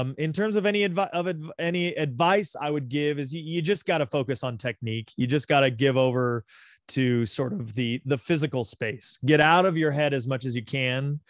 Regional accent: Big Bear, California, United States; also born or lived in Los Angeles, California; I was born here in Los Angeles, and we lived down in the South Bay, which is sort of like, uh, it's south of L A X, little, like, beach communities there. We lived there till I was seven, and then, like you said, we moved to Big Bear

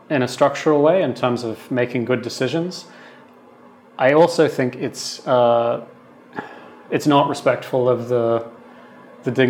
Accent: Sydney, New South Wales, Australia; accent: Australian; is originally Australian, specifically uh, from the western suburbs of Sydney, which is quite a distinct accent for anyone who's lived in the region.

